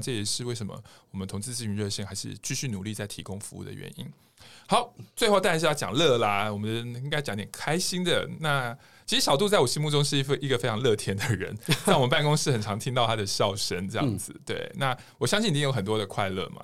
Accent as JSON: {"language": "Chinese", "country": "Taiwan", "said": "对于我们台湾人来讲都很强悍"}